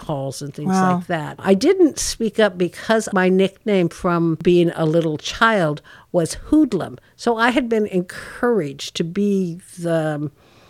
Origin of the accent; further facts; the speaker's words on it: Yuba City, California, United States; Growing up in Yuba City